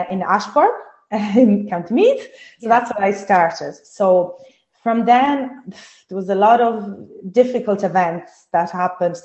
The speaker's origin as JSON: {"language": "English", "region": "Sardinia", "country": "Italy", "second_language": "English", "moved": "as an adult", "lives_now": "Ireland", "said": "I'm from Italy, from Sardinia. I moved to Ireland 17 years ago."}